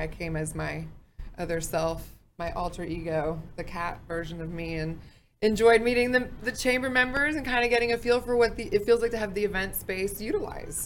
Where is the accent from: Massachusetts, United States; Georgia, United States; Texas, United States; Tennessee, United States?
Texas, United States; Fort Worth; I'm from Fort Worth